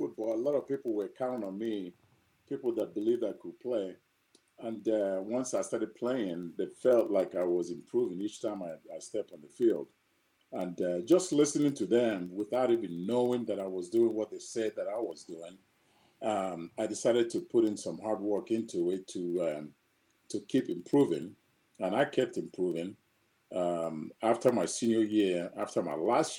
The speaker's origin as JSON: {"language": "English", "country": "Nigeria", "tie": "born or raised there", "also_born_or_lived": "Azusa, California / Kansas City", "moved": "as an adult", "said": "growing up in Nigeria"}